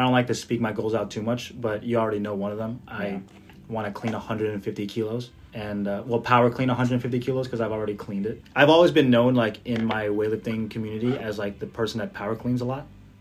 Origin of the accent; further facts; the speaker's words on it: Jersey City, New Jersey, United States; my hometown of Jersey City